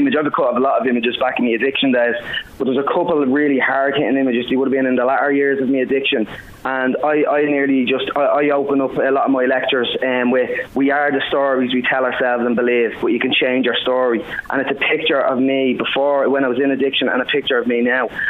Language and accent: English; Dublin, Leinster, Ireland; also born or lived in Finglas, Dublin; I was born in Finglas, actually, originally. I lived most of my life in Ladyswell